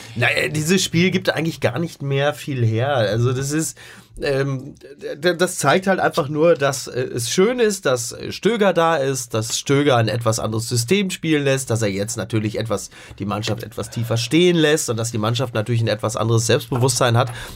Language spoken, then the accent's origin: German; Henrichenburg, North Rhine-Westphalia, Germany; auf der Henrichenburger Kirmes in meinem Heimatdorf